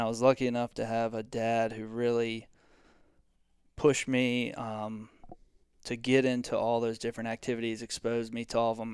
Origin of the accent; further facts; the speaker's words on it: Virginia Beach, Virginia, United States; I'm from Virginia Beach, Virginia.